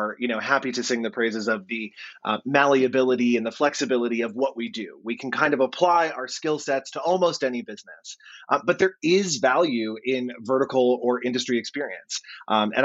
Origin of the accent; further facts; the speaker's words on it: United States; I am not an Australian. I am a dumb American that has come into this country